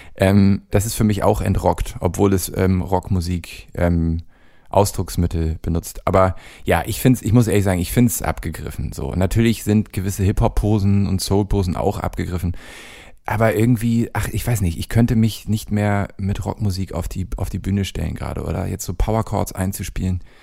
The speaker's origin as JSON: {"language": "German", "region": "Hamburg", "country": "Germany", "tie": "born or raised there", "moved": "as an adult", "lives_now": "Cologne, Germany"}